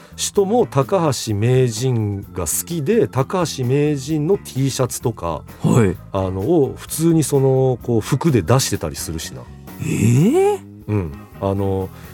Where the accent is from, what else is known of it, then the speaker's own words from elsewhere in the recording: Kamogawa, Chiba, Japan; 私の地元である鴨川市